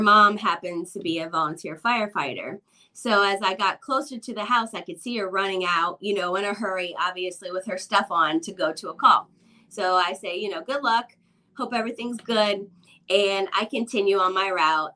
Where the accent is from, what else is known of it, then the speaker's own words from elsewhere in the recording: Midwest, United States; when I was a kid growing up in the Midwest